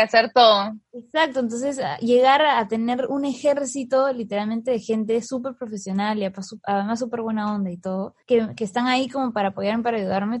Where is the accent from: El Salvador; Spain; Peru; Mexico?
Peru